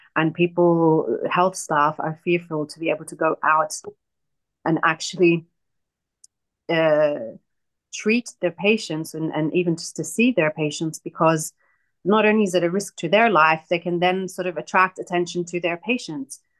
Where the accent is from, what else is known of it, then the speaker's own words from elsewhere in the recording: Australia; moved away as an adult; also born or lived in Hebron, West Bank (family origin) / Palestine; I'm Palestinian, but I grew up in Australia